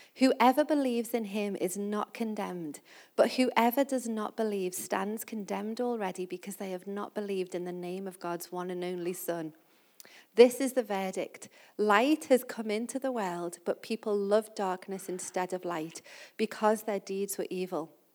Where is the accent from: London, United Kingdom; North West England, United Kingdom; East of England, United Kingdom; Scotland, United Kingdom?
North West England, United Kingdom; Liverpool; I'm from Liverpool and I love talking about Liverpool.